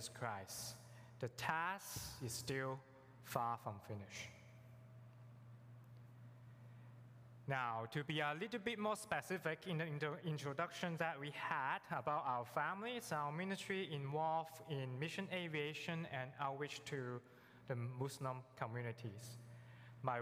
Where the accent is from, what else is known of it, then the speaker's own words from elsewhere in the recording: Hong Kong; English is a second language; moved away; also born or lived in Africa; I'm born and raised in Hong Kong, so you know English is my second language.